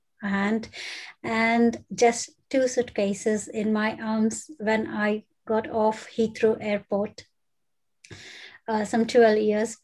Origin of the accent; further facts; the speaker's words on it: South India, India; English is a second language; moved away as an adult; now in United Kingdom; it is a second life for me in UK, though I was born and brought up in India and haven't been anywhere outside India until then.